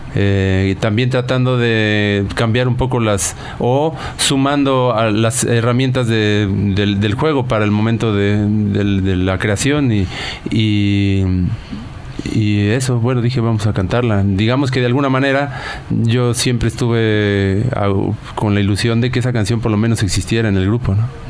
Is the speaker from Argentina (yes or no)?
no; Naucalpan, State of Mexico, Mexico; en el barrio donde crecimos, en Ciudad Satélite, que es, una, es un suburbio de la Ciudad de México